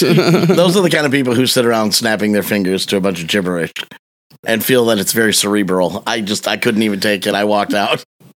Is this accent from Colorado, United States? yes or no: no; Michigan, United States; I'm from Michigan and we have a lot of Faygo here